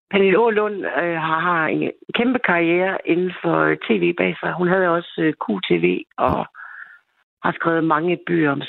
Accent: East Jutland, Central Denmark Region, Denmark; Og så er jeg hende fra Østjylland.

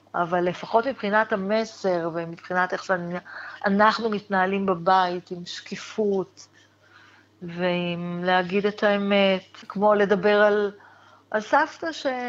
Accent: Israel; אני גדלתי בקיבוץ, בחברה נורא נורא סגורה

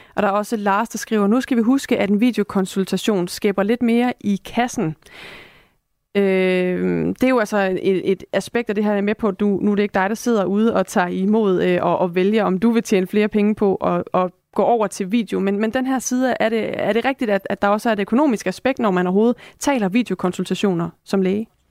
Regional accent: Esbjerg, Southern Denmark, Denmark; moved away; Det er jo min fødeby

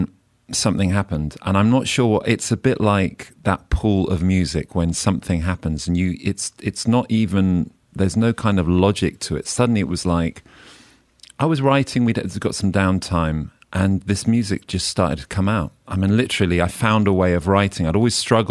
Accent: Oxfordshire, South East England, United Kingdom; also born or lived in Mid Wales; now in London, United Kingdom; I'm a country boy. I grew up in Oxfordshire, and I've been living in London for 20 years

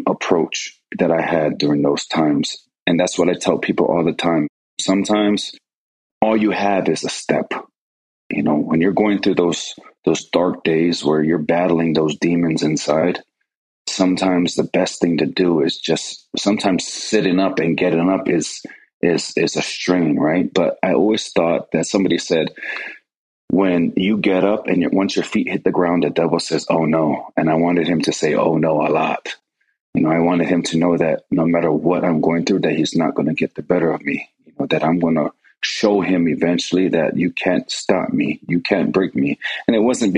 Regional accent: Hawaii, United States; moved away as an adult; when I was growing up, the church and the scouting program back then, they worked hand in hand. And I remember a lot of times in Hawaii, we'd go on these camping trips.

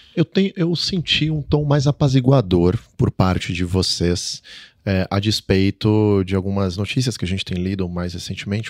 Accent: Brazil; nós brasileiros

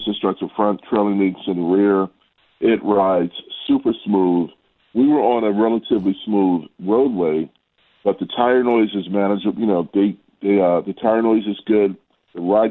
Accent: Baltimore, Maryland, United States; accent: Baltimore; the Baltimore accent was a little odd for them

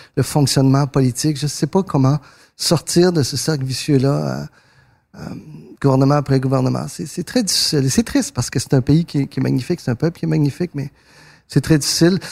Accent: Quebec, Canada; born or raised there; French is a second language; also born or lived in northern Argentina

